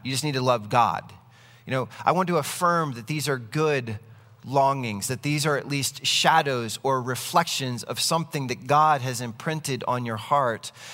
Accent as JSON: {"language": "English", "country": "United States", "said": "I am an American citizen"}